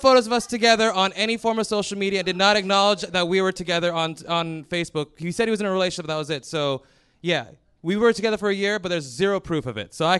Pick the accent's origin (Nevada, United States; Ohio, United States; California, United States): Ohio, United States; I will say I'm from Ohio every single time.